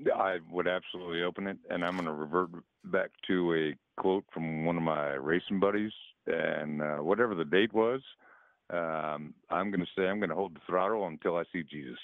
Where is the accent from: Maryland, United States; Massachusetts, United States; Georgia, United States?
Maryland, United States; moved away as an adult; also born or lived in West Virginia; now in Arizona, United States; I'm from Maryland originally